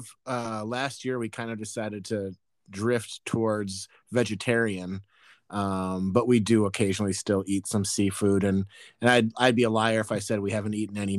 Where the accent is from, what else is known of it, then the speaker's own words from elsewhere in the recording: Wisconsin, United States; I am from Wisconsin after all.